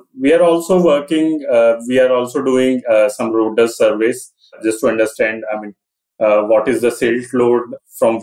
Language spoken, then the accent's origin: English; Delhi, India; I was born and brought up in Delhi